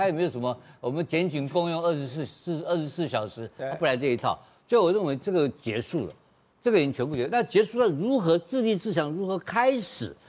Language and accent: Chinese; Taiwan; 我台湾人怎么跟你在那边工作呢？